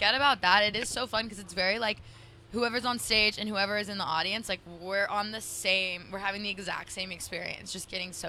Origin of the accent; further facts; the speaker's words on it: Phoenix, Arizona, United States; growing up in Phoenix